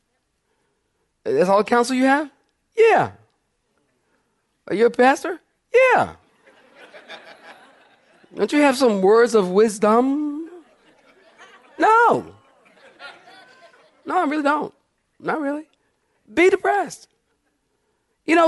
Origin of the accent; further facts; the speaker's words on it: Philadelphia, Pennsylvania, United States; I'm from Philadelphia